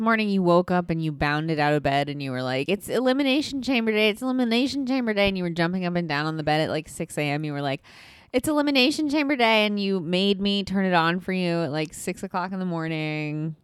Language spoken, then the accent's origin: English; Midwest, United States; I'm from the Midwest